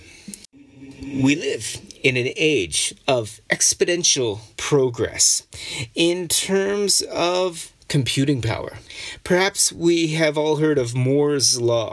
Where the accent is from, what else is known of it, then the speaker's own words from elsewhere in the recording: Canada; as a Canadian